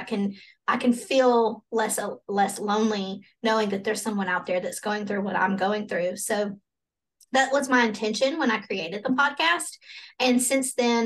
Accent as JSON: {"language": "English", "region": "Alabama", "country": "United States", "said": "I'm from Alabama. And so this is a very Bible Belt"}